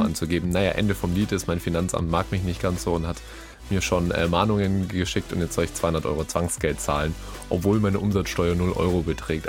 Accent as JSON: {"language": "German", "region": "Bavaria", "country": "Germany", "said": "ich komme ja schließlich aus Bayern"}